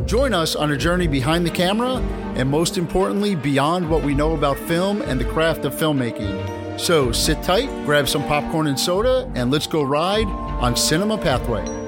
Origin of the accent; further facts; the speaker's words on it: New York, United States; I'm from New York